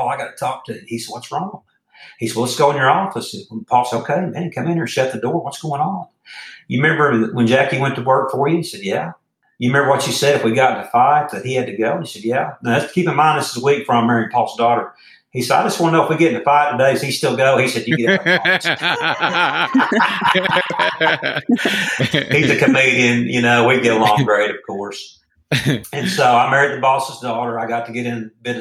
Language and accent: English; Jones, Oklahoma, United States; my hometown of Jones, Oklahoma